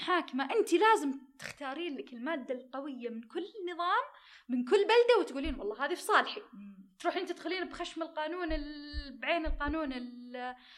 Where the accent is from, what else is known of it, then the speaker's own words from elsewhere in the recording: Saudi Arabia; عندنا بالسعودية